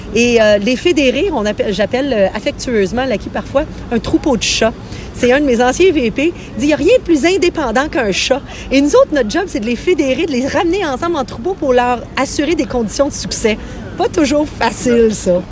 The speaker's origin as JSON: {"language": "French", "region": "Quebec", "country": "Canada", "said": "chez nous au Québec"}